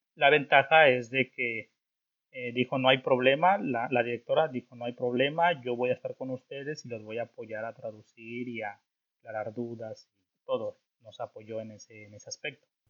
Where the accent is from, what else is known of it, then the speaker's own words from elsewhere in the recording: Orizaba, Veracruz, Mexico; moved away as an adult; now in Germany; yo soy mexicano, eh, más, ah, para ser más exacto, soy de un estado que se llama Veracruz, Veracruz, México, para ser más exacto, pues de una ciudad que se llama Orizaba, Orizaba, Veracruz